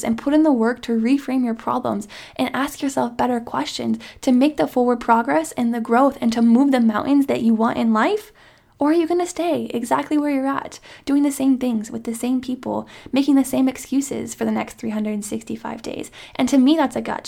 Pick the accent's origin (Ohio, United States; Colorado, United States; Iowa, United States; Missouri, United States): Iowa, United States; small town; my hometown friends from small town Iowa